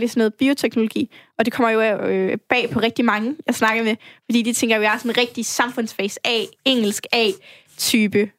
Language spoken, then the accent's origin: Danish; Brønderslev, North Denmark Region, Denmark; moved away as an adult; also born or lived in Risskov, Aarhus; now in Aarhus, Denmark; der, hvor jeg er fra, i Brønderslev i Nordjylland